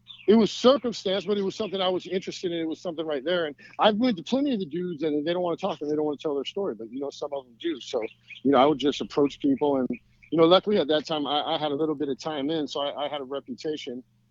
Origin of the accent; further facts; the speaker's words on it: United States; I grew up in this country. You know, I love America